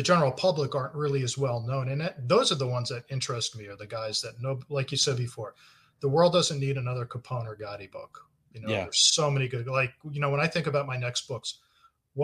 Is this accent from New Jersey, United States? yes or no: yes; New Jersey, United States; I grew up in New Jersey